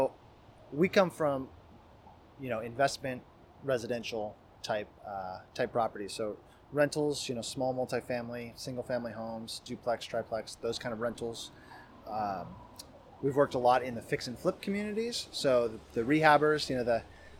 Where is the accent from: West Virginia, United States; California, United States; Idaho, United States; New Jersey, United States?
Idaho, United States; now in Seattle, United States; I grew up in Idaho and came out here for school